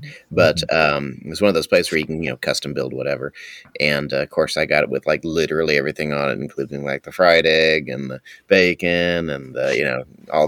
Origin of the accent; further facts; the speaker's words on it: California, United States; So I came from California, though, and so there's several to miss, like especially In-N-Out